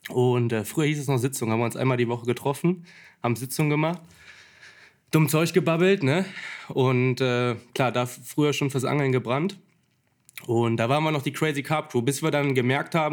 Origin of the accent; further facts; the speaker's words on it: St. Tönis, North Rhine-Westphalia, Germany; Ähm, ich komme aus St. Tönis, habe hier immer gelebt, aber meine ganzen Jungs kommen halt alle aus Krefeld. Krefeld ist fünf Minuten weg.